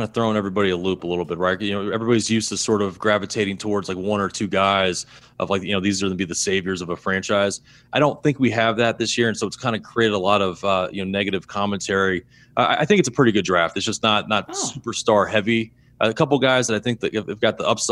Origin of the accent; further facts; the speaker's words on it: Arizona, United States; I grew up in Arizona